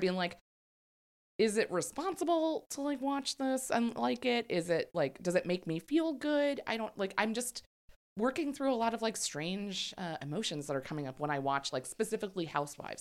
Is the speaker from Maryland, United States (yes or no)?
yes; Maryland, United States; In Maryland, but in, like, a very red area of Maryland